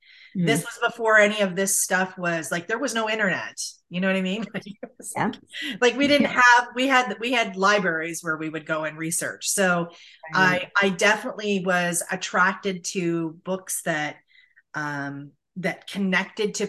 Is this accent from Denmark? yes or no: no; St. Catharines, Ontario, Canada; I'm from St. Catharines